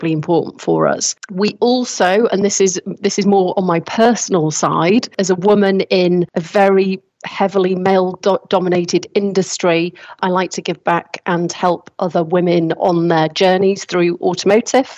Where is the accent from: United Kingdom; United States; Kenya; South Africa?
United Kingdom; I'm British